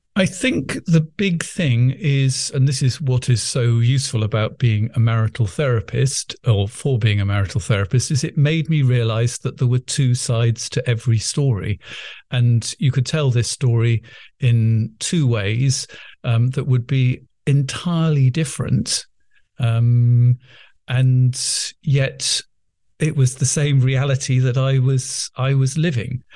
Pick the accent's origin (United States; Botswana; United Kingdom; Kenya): United Kingdom; England; accent: English middle class; as you can imagine from listening to my accent, I'm not only very English, but English middle class